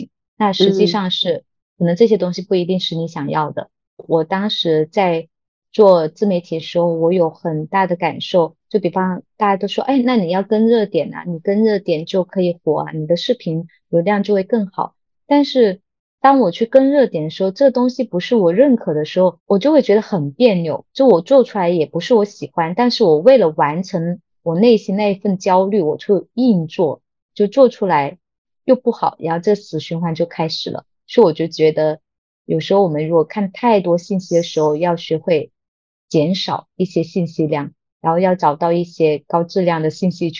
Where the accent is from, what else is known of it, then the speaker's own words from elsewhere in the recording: Guangdong, China; 我就觉得道理就很简单，我们广东人。就是喜欢做做生意，不喜欢说大话。